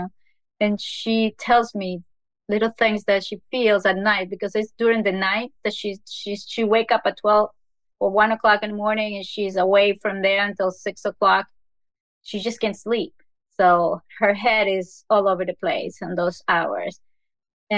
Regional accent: Ecuador; moved away; From Ecuador

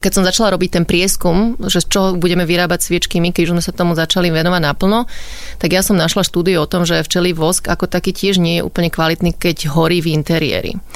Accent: Bratislava, Bratislava Region, Slovakia; Ja som už z Bratislavy, ale moja mamina pochádza zo Zlatých Moraviec a otec je z Komárna

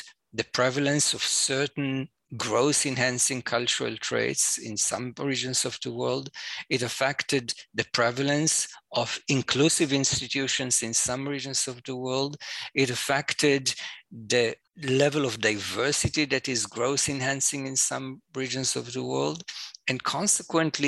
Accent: Jerusalem, Jerusalem District, Israel; I'm an Israeli. I was born and raised in Jerusalem

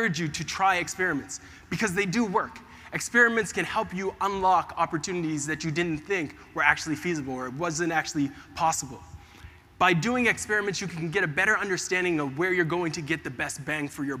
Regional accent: Preston, Ontario, Canada; I grew up in Canada, this small little place called Preston, very much in the deep neck of the woods.

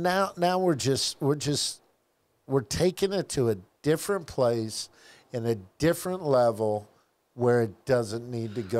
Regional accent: Tampa, Florida, United States; I grew up in South Tampa

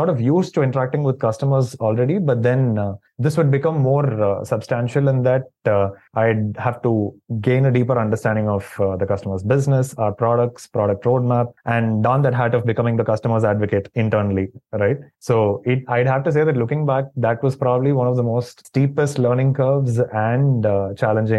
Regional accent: Chennai, Tamil Nadu, India; also born or lived in Doha, Qatar; I'm from Chennai. I was born here, raised here, and pretty much lived here for the most part of my life

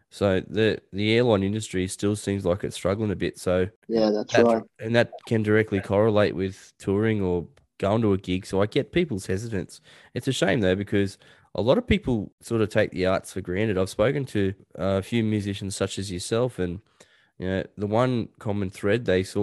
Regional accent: Newcastle, New South Wales, Australia; moved away; my old neck of the woods. That's where I grew up out in Newcastle.

